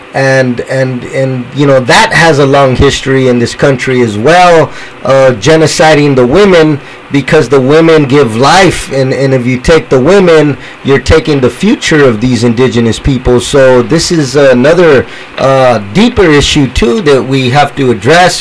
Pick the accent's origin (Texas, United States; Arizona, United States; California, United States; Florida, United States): California, United States; San Jose; I'm from San Jose, so here in San Jose